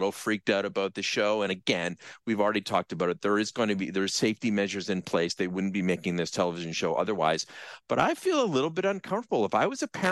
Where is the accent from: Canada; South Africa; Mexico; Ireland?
Canada; Brantford, Ontario; when I was growing up in Brantford, I almost literally lived across the street from the elementary school that I went to.